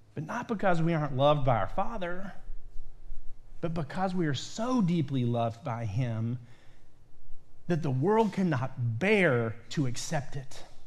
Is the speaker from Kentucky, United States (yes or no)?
yes; Lexington, Kentucky, United States; now in Ohio, United States; grew up in my, most of my early life in central Kentucky, in Lexington, Kentucky